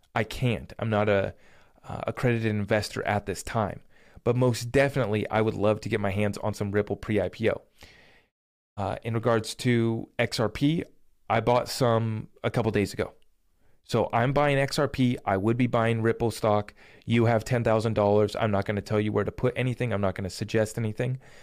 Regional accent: United States

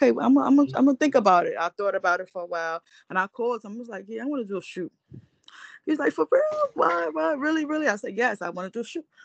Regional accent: New York City, New York, United States; I'm from Brooklyn, Bed-Stuy area

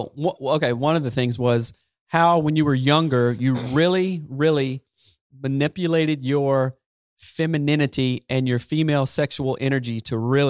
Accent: the South, United States; anybody I grew up in the South

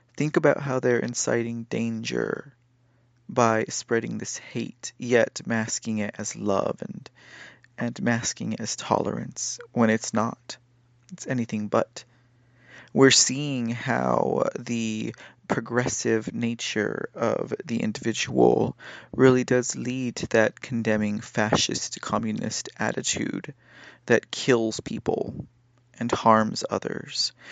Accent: United States; we as American citizens

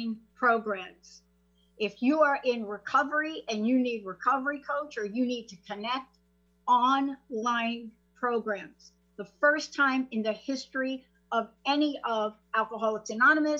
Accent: New Jersey, United States; moved away as an adult; also born or lived in New York; now in Seattle, United States; lived in New Jersey most of my life

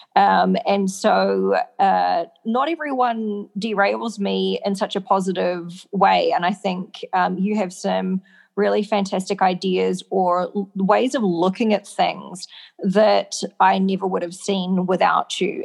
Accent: New Zealand; I'm from New Zealand

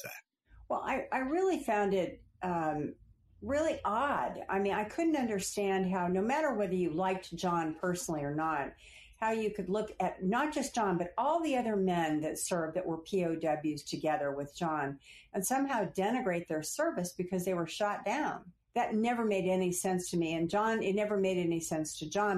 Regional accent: Phoenix, Arizona, United States; moved away as an adult; also born or lived in California / Washington; I was from Phoenix, Arizona, and although I'd gone to college in California

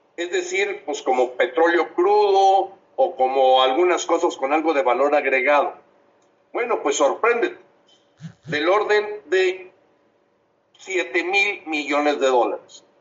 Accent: Monterrey, Nuevo León, Mexico; en Monterrey, mi tierra

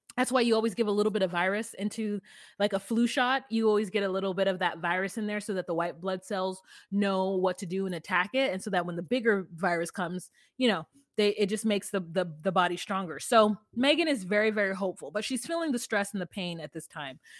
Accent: United States

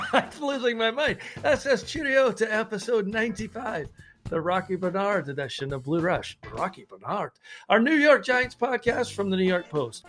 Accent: Scotland, United Kingdom; I'm the Scotsman

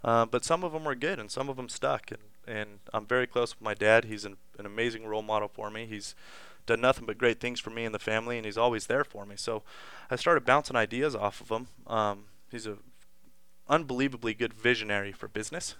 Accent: Las Vegas, Nevada, United States; growing up in Las Vegas my whole life

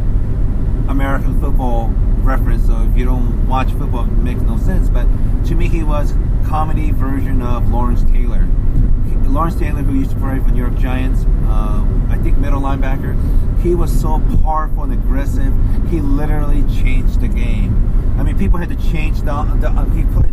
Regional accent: Kansai, Japan; moved away; my hometown in Japan

